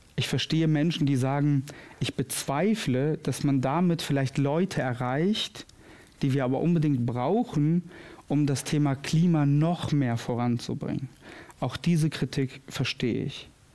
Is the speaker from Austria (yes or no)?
no; Kosovo; now in Moers, Germany; Ich komme nämlich gebürtig aus dem Kosovo.